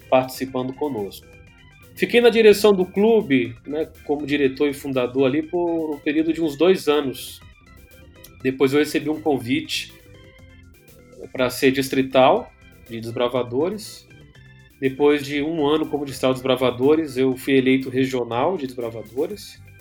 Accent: São Paulo, Brazil; also born or lived in Rio de Janeiro / João Pessoa; Que eu nasci no Rio de Janeiro, fui criado em São Paulo, mas eu fui procurar fazer faculdade em outro estado, lá no Nordeste, lá em João Pessoa, no estado da Paraíba.

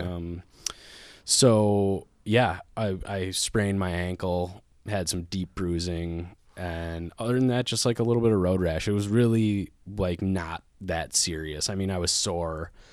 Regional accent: Lake Elmo, Minnesota, United States; now in Minneapolis, United States; I grew up in Lake Alamo, Minnesota, which is just about forty minutes outside the Twin Cities

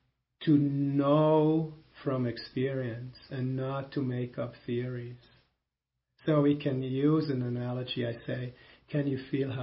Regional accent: Switzerland; first language German; English is a second language; Because in German, which is my mother tongue, Swiss, it is die Erde.

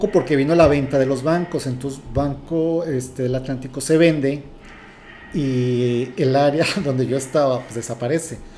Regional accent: Mexico City, Mexico; now in Tijuana, Mexico; Mira, soy de la Ciudad de México, tengo 34 años viviendo aquí en la ciudad de Tijuana.

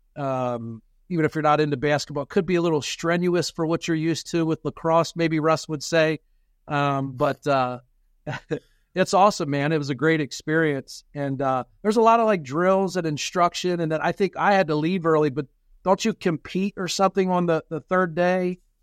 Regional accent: Pennsylvania, United States; so where we are in Pennsylvania

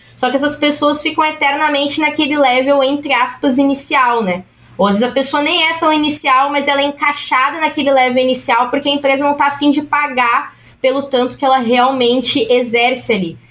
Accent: São Paulo, Brazil; eu sou da Zona Leste de São Paulo

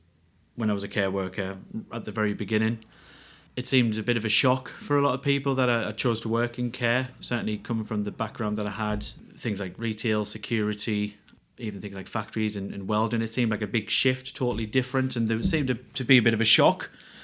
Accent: Ferryhill, North East England, United Kingdom; I'm from Ferry Hill in County Durham.

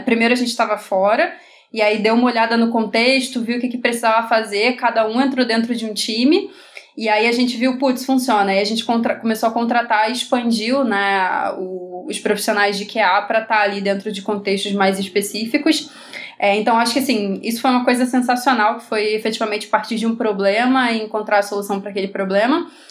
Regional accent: Rio de Janeiro, Brazil

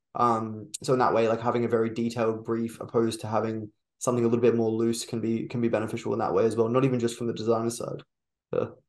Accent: Brisbane, Queensland, Australia; I'm from Brisbane

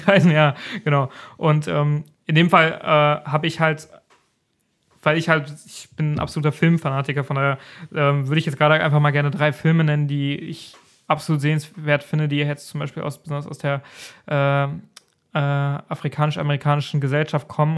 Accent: Germany; bei uns in Deutschland

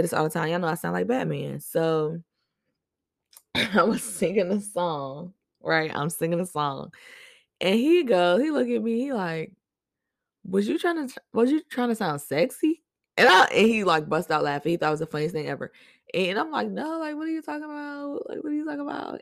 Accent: Boston, Massachusetts, United States; now in Virginia, United States; I was born in Boston, but I live in V

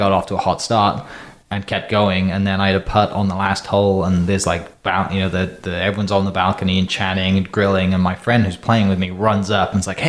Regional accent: Wales, United Kingdom; moved away as an adult; now in Oklahoma, United States; I'm from Wales in the UK. Came to the States to play golf

